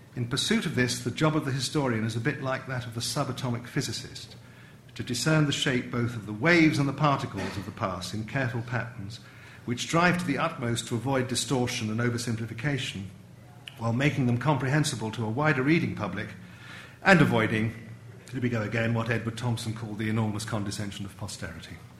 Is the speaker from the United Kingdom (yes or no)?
yes; England, United Kingdom; an Englishman brought up in the 50s